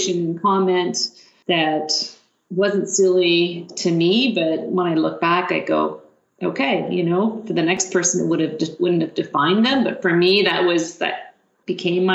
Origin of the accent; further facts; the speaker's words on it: Haliburton, Ontario, Canada; moved away as an adult; now in London, Canada; I grew up in Haliburton and came to London to university